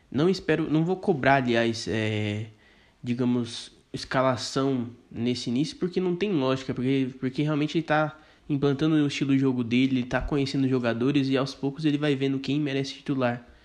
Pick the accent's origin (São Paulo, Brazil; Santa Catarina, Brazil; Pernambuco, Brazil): São Paulo, Brazil; Campinas; Eu sou do interior aqui de Campinas